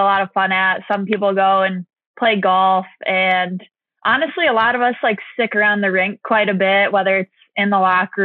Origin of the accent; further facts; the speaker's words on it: Detroit, Michigan, United States; I am from Detroit, Michigan